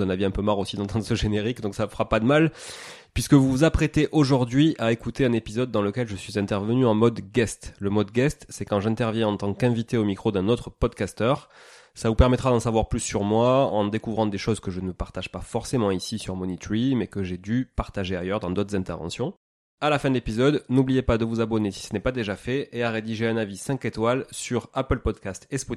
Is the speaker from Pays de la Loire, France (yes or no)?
no; Toulouse, Occitania, France; accent: Toulouse accent; moved away as an adult; also born or lived in Canada; je suis né à Toulouse, ça s'entend peut-être un peu, ville de rugby et d'aéronautique dans le sud de la France. Je suis né à Toulouse dans une famille euh, totalement normale